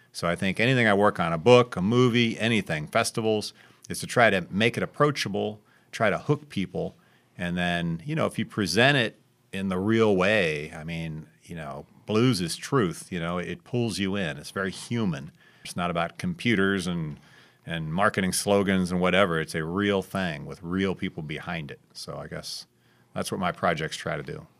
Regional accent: Dayton, Ohio, United States; moved away as an adult; also born or lived in Cincinnati, Ohio / St. Louis, Missouri; now in Clarksdale, United States; I grew up in Dayton, Ohio, went to school in Cincinnati, went back to Dayton

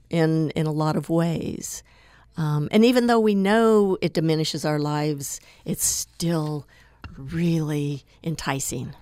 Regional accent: Tooele, Utah, United States; I grew up in Tooele in Utah's West Desert

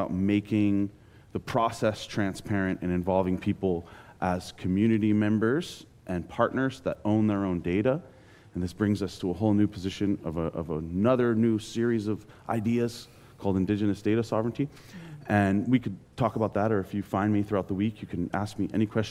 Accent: Big Island of Hawaii, United States; I am from the Big Island of Hawaii

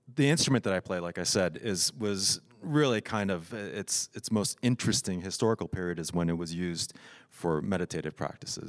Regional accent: Tokyo, Japan; I grew up in Tokyo

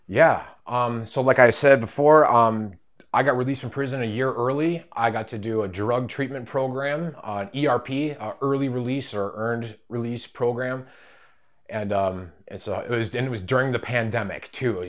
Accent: Rhinelander, Wisconsin, United States; I'm from Rhinelander, Wisconsin.

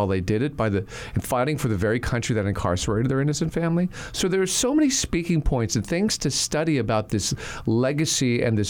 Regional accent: Texas, United States; I grew up in Texas. I grew up on military bases. My father was a lifer in the Army.

